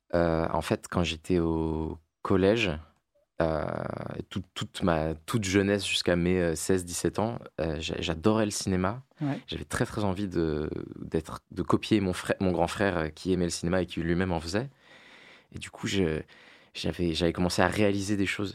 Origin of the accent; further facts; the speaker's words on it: La Défense, Île-de-France, France; moi j'ai grandi à La Défense